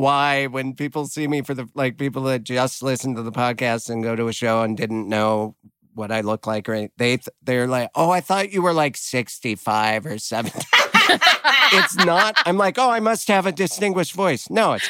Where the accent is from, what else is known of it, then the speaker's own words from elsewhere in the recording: Missoula, Montana, United States; moved away; My hometown, Missoula